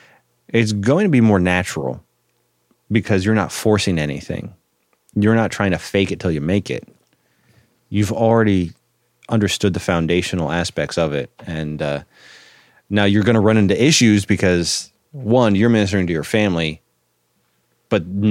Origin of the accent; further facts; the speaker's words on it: Winchester, Virginia, United States; Winchester, and I'm from Winchester